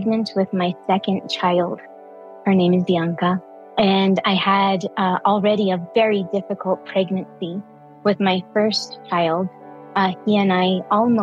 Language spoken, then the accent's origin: English; Santa Fe, New Mexico, United States; I was born and raised in Santa Fe, New Mexico